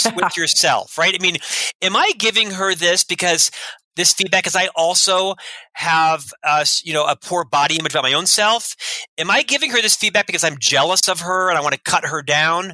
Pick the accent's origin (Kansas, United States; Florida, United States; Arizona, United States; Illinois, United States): Florida, United States; Orlando; moved away as an adult; now in Salt Lake City, United States; I'm from Orlando, Florida, originally, born and raised in ah. Central Florida. I lived there for the first half of my life, 26 years